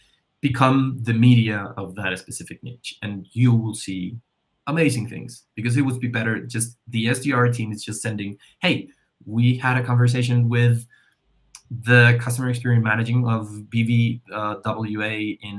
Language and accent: English; Colombia; I'm from Colombia